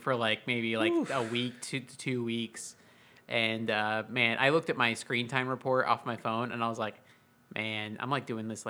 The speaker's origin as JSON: {"language": "English", "region": "Florida", "country": "United States", "moved": "yes", "lives_now": "Texas, United States", "said": "I come from Florida"}